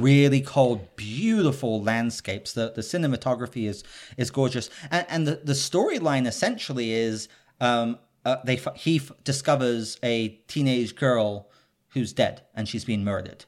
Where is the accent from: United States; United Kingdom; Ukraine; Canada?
United Kingdom; I'm British